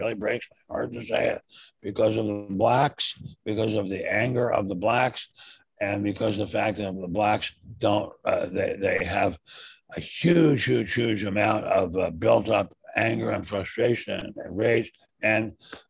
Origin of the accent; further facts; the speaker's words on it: Washington, District of Columbia, United States; moved away; your humble servant, growing up in Washington, D.C., who had parents who were able to afford to live in pretty nice neighborhoods